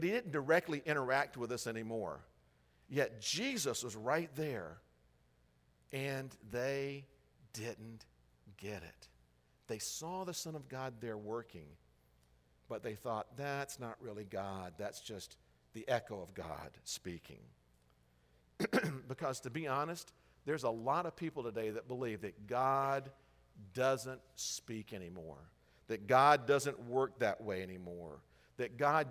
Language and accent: English; the South, United States; I grew up in the South, in Baptist churches in the South